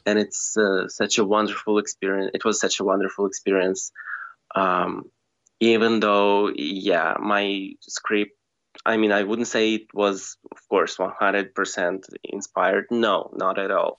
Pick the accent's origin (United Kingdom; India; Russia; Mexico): Russia; moved away as an adult; now in Bulgaria; originally I come from Russia, like from a tiny village in Russia, which is uh, 600 kilometers away from Moscow. Mm. And um, yeah, I've spent 17 years of my life in that tiny village